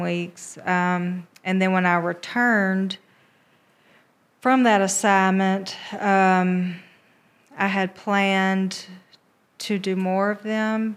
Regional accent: Americus, Georgia, United States; born or raised there; moved away as an adult; also born or lived in Albany, Georgia / Columbus / Atlanta

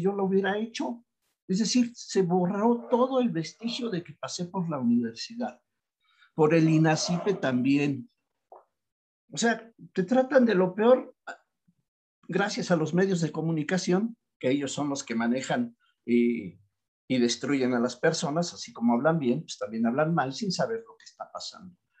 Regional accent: Mexico; yo soy mexicano y soy patriota

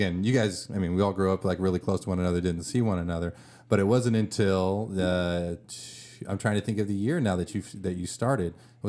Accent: Livermore, California, United States; I grew up in Livermore.

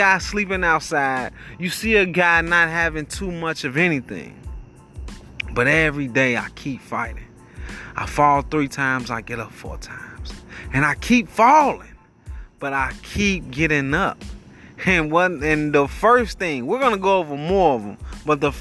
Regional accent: United States; We are American

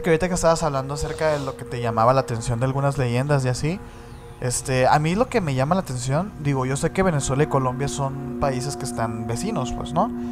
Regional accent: Mexico; nosotros siendo mexicanos

